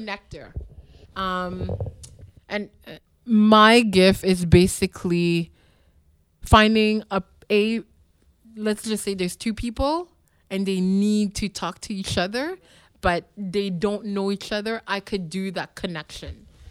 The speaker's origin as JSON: {"language": "English", "town": "Montreal", "region": "Quebec", "country": "Canada", "tie": "born or raised there", "also_born_or_lived": "Ottawa", "moved": "yes", "said": "I grew up in Park X, which is known now as a very uh, poor neighborhood"}